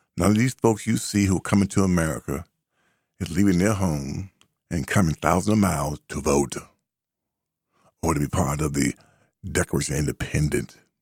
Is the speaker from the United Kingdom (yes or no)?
no; United States; I am first and foremost an American